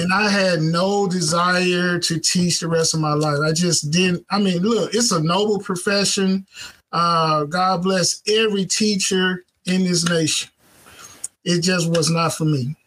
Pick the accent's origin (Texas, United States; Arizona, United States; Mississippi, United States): Mississippi, United States; Clarksdale; moved away as an adult; now in Southaven, United States; we were living in, um, in a, in Clarksdale, Mississippi. That's where I'm from. That's my hometown.